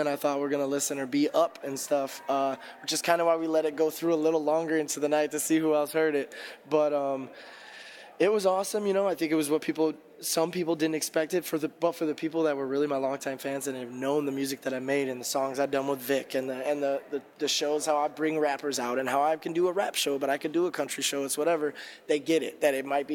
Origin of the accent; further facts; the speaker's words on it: Indiana, United States; also born or lived in Chicago, Illinois; I'm from Indiana